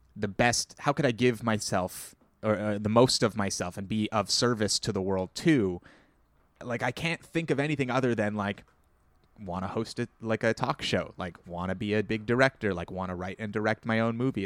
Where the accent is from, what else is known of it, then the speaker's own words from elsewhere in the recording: Ontario, Canada; accent: Canadian; Ontario; I was very conscious of having a Canadian accent and I still am